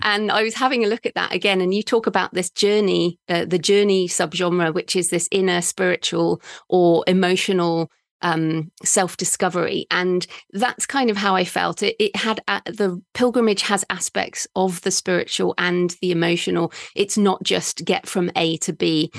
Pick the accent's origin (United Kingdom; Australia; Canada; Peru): United Kingdom; moved away; I'm a British woman